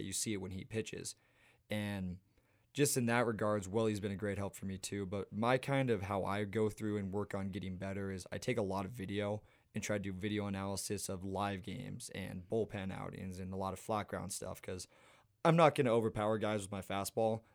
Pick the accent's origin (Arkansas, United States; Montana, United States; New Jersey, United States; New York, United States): Montana, United States; Missoula; I grew up playing in Montana